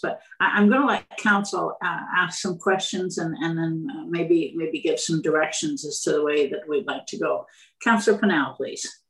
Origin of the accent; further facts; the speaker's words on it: Renfrew, Ontario, Canada; I was born in Renfrew